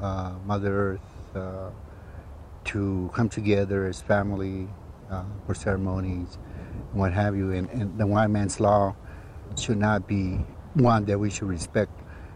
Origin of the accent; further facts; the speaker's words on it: United States; it created a division among our own people, the Yaquis, where you're from Mexico and I'm from America, and we just don't mix.